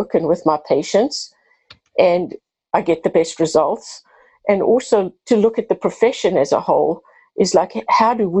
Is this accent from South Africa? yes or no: yes; South Africa; moved away as an adult; now in United States; I have a bit of an accent. I'm originally from South Africa, been in the U.S. for 32 years